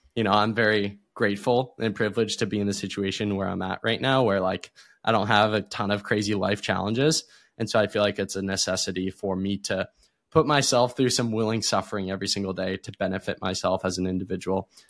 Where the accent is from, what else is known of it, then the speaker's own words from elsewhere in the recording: Erie, Pennsylvania, United States; I was born in Erie, Pennsylvania.